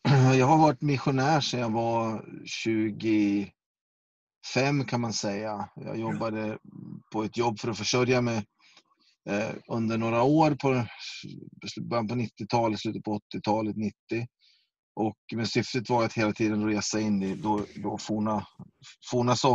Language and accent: Swedish; Västerås, Västmanland, Sweden; Jag kommer ifrån Västerås, eh, Västerås. ursprungligen